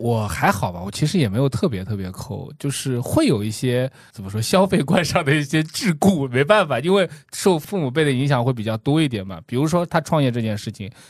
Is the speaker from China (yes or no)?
yes; Chongming, Shanghai, China; accent: Chongming; first language Chongming dialect; 一口重，重名土话，就是特别特别标准的重名土话